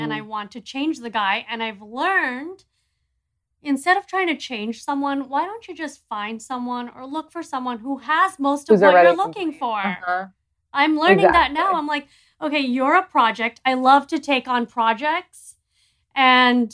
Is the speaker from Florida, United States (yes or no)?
yes; Miami, Florida, United States; also born or lived in New York; I'm from Miami.